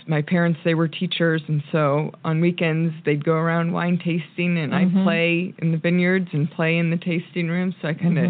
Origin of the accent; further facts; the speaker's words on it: California, United States; moved away as an adult; also born or lived in Kansas City, Missouri; now in Weston, United States; I grew up in California